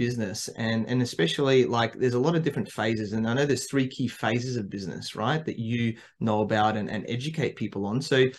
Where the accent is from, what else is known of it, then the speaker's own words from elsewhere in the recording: Adelaide, South Australia, Australia; now in Sydney, Australia; me growing up in Adelaide, which is a capital city, but more like a big country town, and then, you know, moving to Sydney